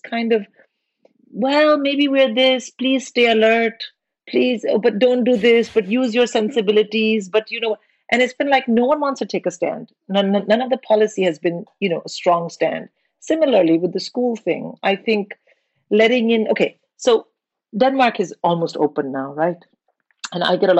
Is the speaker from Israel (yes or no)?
no; India; moved away